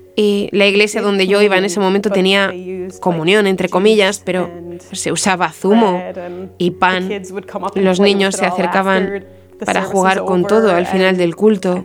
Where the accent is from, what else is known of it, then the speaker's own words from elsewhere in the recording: Marshfield, Wisconsin, United States; moved away; crecí en un lugar llamado Marshfield, Wisconsin, que está en Estados Unidos